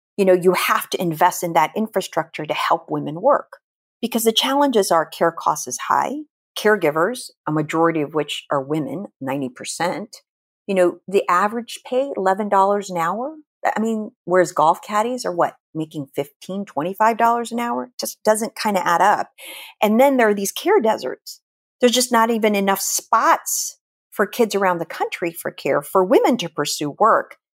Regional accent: Philippines; moved away; I was born and raised in the Philippines

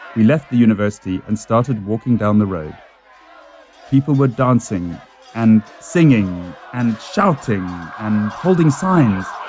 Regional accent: Cape Town, Western Cape, South Africa; I grew up in Cape Town, South Africa.

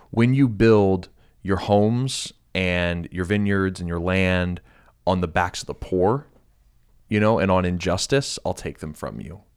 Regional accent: United States; being an American

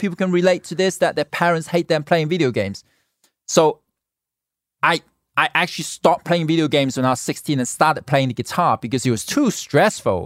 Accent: Hong Kong; now in Los Angeles, United States; born in Hong Kong, I grew up in Hong Kong

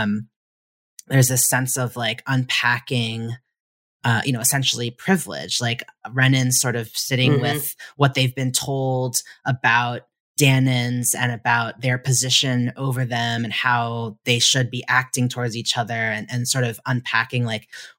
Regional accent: United States

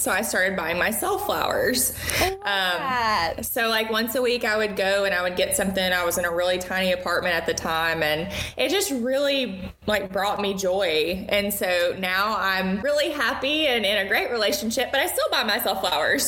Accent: Murfreesboro, Tennessee, United States; also born or lived in Ashland City, Tennessee; I did middle school, high school, and college all in Murfreesboro

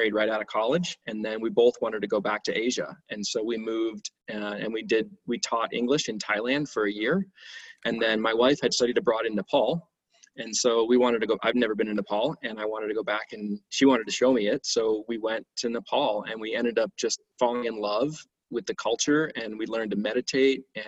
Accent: Cleveland, Ohio, United States; I grew up in Cleveland, Ohio

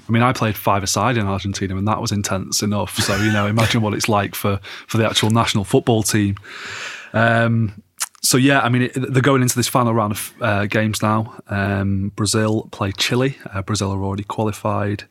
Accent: England, United Kingdom; as an Englishman

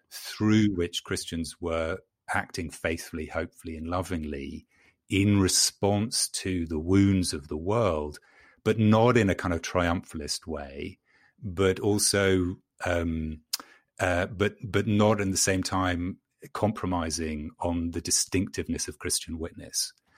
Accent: London, United Kingdom; moved away as an adult; now in North Carolina, United States; I'm a Londoner born and bred

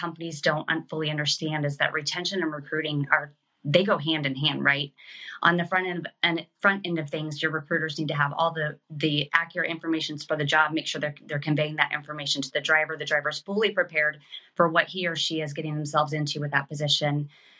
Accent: Kansas City, United States; now in New Jersey, United States; Kansas City.

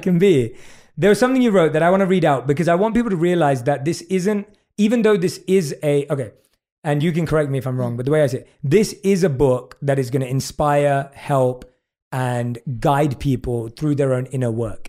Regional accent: United Kingdom; accent: British; my British accent

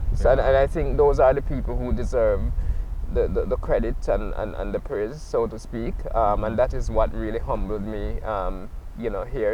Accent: Jamaica; now in Nova Scotia, Canada; sometimes I'm creating from Jamaica

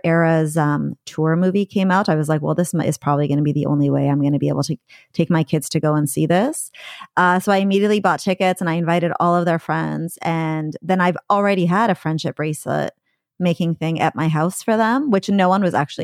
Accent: Coquitlam, British Columbia, Canada; moved away as an adult; now in Vancouver, Canada; I'm a Vancouver transplant because I moved here from the suburbs, Coquitlam.

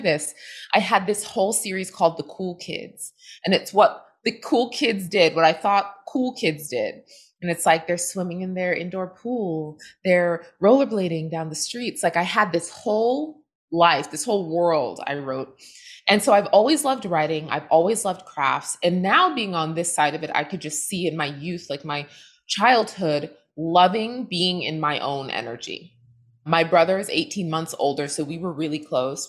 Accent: southern New Hampshire, United States; also born or lived in Boston, Massachusetts; born in Boston. I grew up in southern New Hampshire, surrounded by woods

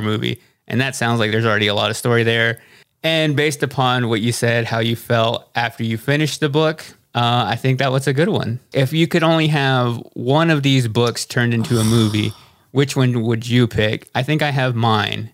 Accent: Texas, United States; which we are both from Texas.

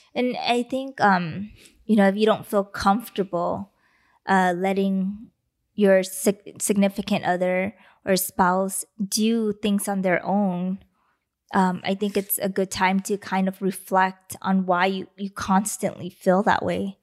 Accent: Los Angeles, California, United States; L A.

